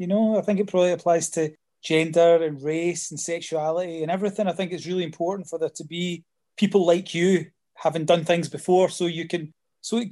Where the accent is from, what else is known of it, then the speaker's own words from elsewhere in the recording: Scotland, United Kingdom; when I was at school was that there was nothing about being Scottish